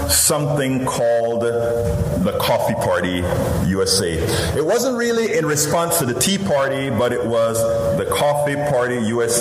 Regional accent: Panama; now in United States; I'm originally from Central America, Panama, you know, that little peninsula, all the way in Central America

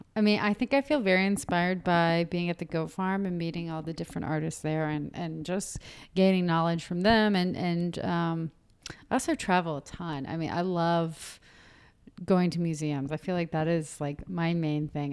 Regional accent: Marietta, Georgia, United States; moved away as an adult; also born or lived in Athens, Georgia; now in Atlanta, United States; I'm from Marietta, I'm from the burbs.

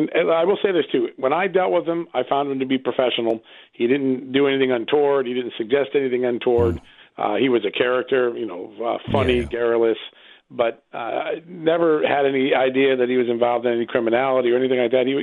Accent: Ukraine; And uh, and right now, in my country, uh, my home country in Ukraine, I see uh, uh, a real dysfunction between the embassy, the prosecutors

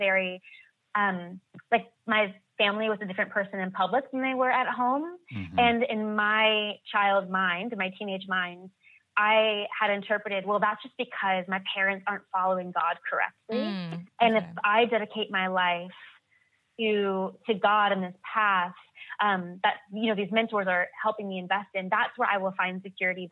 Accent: United States; growing up in America

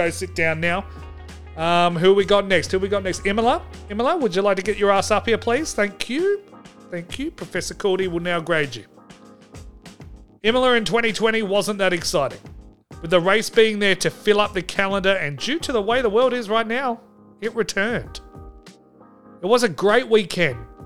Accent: Australia; And I am Australian.

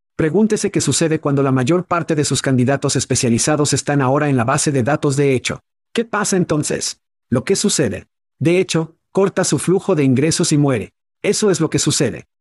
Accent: Ohio, United States; ambos crecimos en Ohio

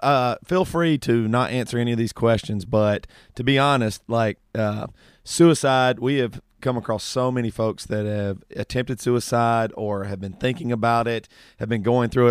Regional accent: the South, United States; growing up in the South

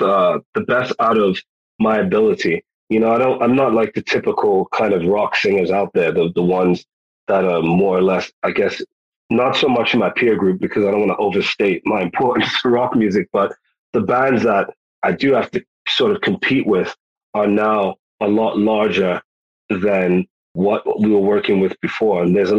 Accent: New York City, New York, United States; born there; also born or lived in United Kingdom / Ghana / Virginia; now in Texas, United States; I mean, I was born in New York City. My folks are Jamaican. Half my family is American. Then I've got the time that I spent in the UK, time that I spent in Ghana, West Africa, time that I spent in Virginia, time that I've spent here in Texas.

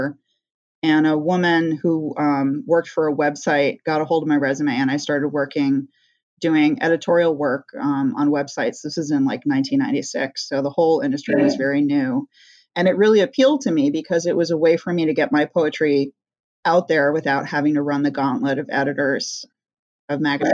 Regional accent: Northeast, United States; also born or lived in California; we moved to the Northeast when I was a little girl

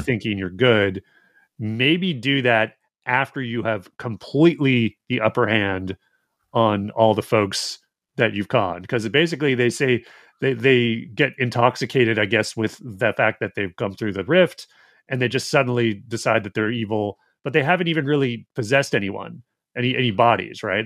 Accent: Alberta, Canada; From where I grew up, it'd be like, oh, it's not Edmonton, it's Red Deer.

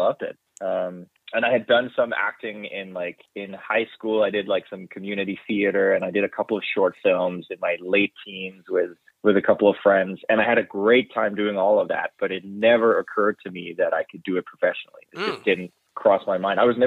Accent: Denmark; moved away as an adult; also born or lived in London; now in Vancouver, Canada; I'm originally from Denmark

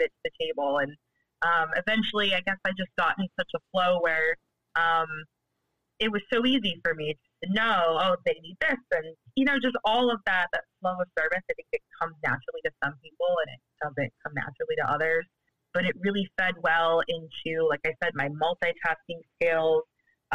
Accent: Cleveland, Ohio, United States; moved away as an adult; now in Brooklyn, United States; growing up in Cleveland

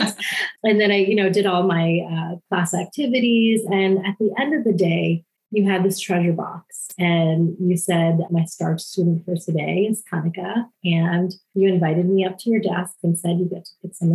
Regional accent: Gaithersburg, Maryland, United States; I grew up in Gaithersburg, Maryland

